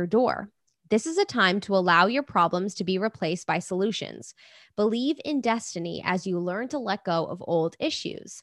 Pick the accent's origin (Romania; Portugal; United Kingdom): United Kingdom; England; moved away; my hometown in England